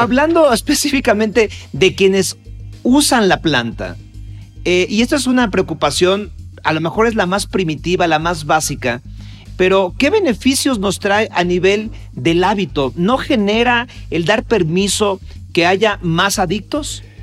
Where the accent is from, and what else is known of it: Mexico; also born or lived in Mexico City